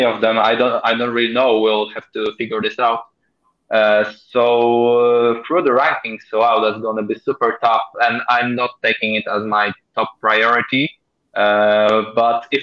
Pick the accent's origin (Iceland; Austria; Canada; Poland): Poland; my home country